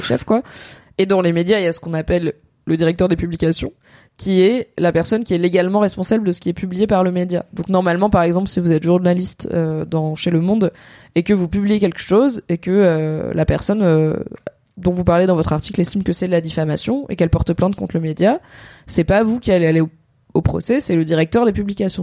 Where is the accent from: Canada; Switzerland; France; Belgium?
France; Drôme, Auvergne-Rhône-Alpes; now in Paris, France; quand j'étais gamine dans la Drôme, on faisait le carnaval du genre à l'école primaire